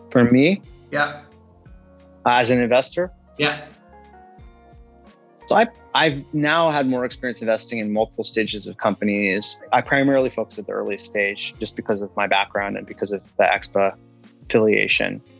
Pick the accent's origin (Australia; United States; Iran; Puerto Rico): Iran; also born or lived in London; I'm an immigrant uh, from Iran, and I was born in London.